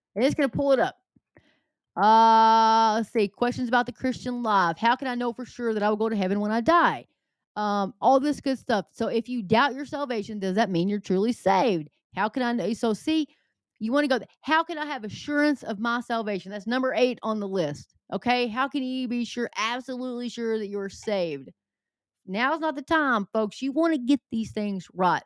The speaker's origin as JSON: {"language": "English", "area": "the South", "region": "Southern United States", "country": "United States", "accent": "southern", "said": "my southern accent"}